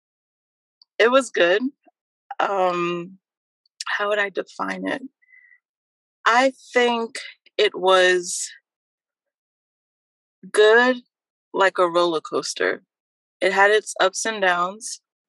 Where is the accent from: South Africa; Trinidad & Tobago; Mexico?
Trinidad & Tobago; now in New Jersey, United States; nationality-wise, I am a Trinidadian, born in Trinidad and Tobago.